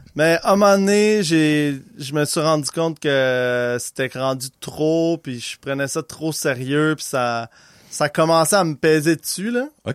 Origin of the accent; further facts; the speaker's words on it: Laval, Quebec, Canada; accent: Québécois; né à Laval, au Québec